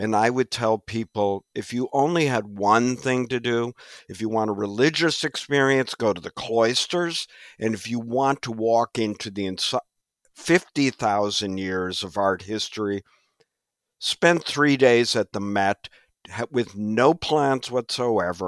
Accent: Midwest, United States; now in New York, United States; I'm from the Midwest

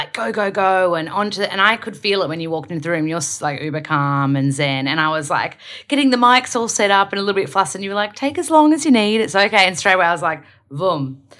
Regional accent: Australia; accent: Australian; Because my accent is really strong, Australian, I have to slow down and kind of like – fix my R's.

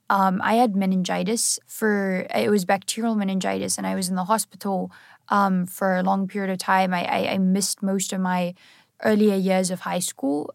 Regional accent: South Africa; I'm originally from South Africa

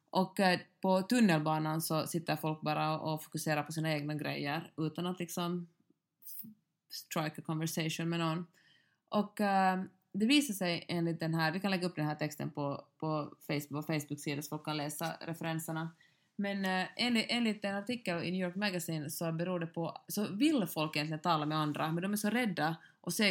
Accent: Finland

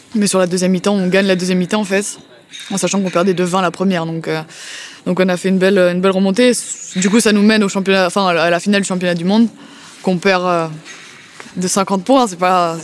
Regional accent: France; nous, en tant que bons Français

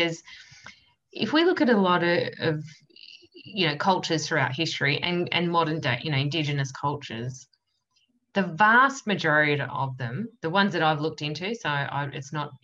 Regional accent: Yarra Valley, Victoria, Australia; I come from the Yarra Valley in Victoria, which is a semi-rural sort of place.

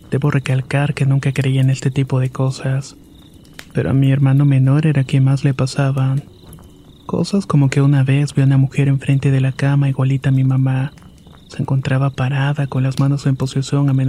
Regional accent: San Francisco, San Luis Potosí, Mexico; Soy originario de San Francisco, San Luis Potosí, y el siguiente episodio me pasó cuando tenía 12 años.

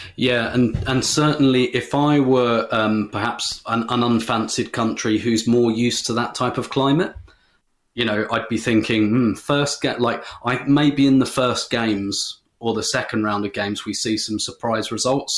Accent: England, United Kingdom; speaking as an English person

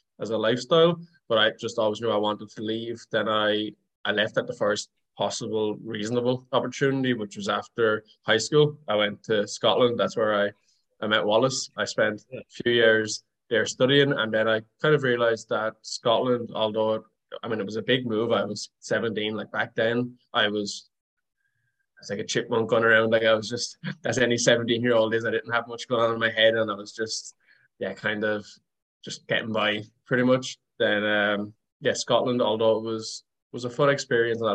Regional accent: Wexford, Leinster, Ireland; moved away as an adult; I'm Irish. I grew up in a small town called Wexford in the southeast of Ireland

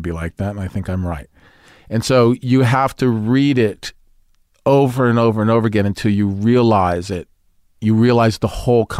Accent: Brooklyn, New York, United States; accent: Brooklyn; because I was from Brooklyn, I was born in Brooklyn, but I went into the audition with a Brooklyn accent

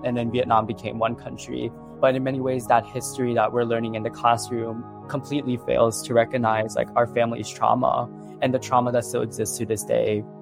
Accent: New York City, New York, United States; I'm from Queens, New York, and I just recently graduated from Benjamin N. Cardoza High School

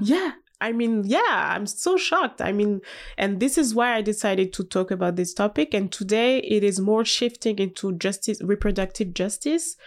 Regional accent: Haute-Savoie, Auvergne-Rhône-Alpes, France; English is a second language; also born or lived in Paris; I'm from Haute Savoie, so it's like, um, in the mountain

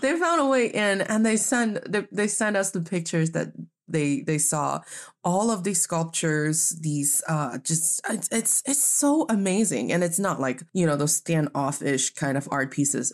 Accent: Northeast China, China; now in Beijing, China; I am from the very beautiful northeast part of China

